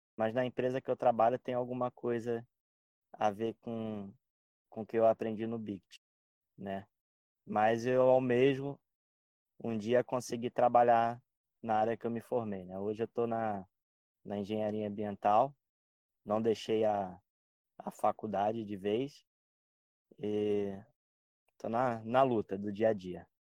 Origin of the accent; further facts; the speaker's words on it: Rio de Janeiro, Brazil; moved away as an adult; also born or lived in Baixada Santista; now in Santos, Brazil; eu morava no Rio de Janeiro, sou carioca